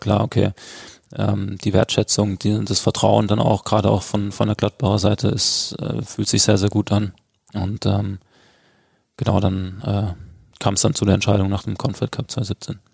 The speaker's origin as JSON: {"language": "German", "town": "Freiburg", "region": "Baden-Württemberg", "country": "Germany", "tie": "born or raised there", "also_born_or_lived": "Dortmund", "moved": "yes", "lives_now": "Mönchengladbach, Germany", "said": "Freiburg ähm, immer ähm, ja, meine Heimat ähm, sein wird oder sein ja, bleiben wird"}